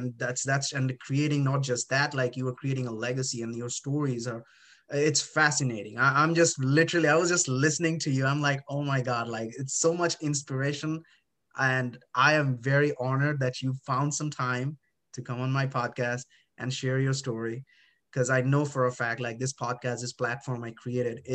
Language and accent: English; India; moved away; I was born in India